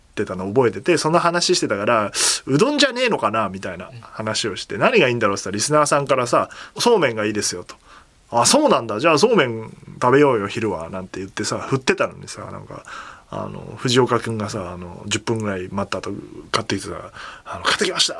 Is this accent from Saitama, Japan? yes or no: yes; Kasukabe, Saitama, Japan; 僕の地元の春日部に向かう